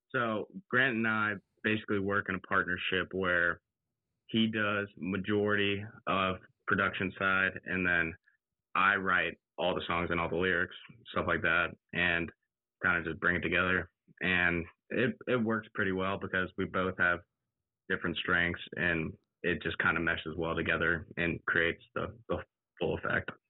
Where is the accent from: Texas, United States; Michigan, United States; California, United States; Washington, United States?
Texas, United States; College Station; I grew up in College Station from eighth grade all the way through senior year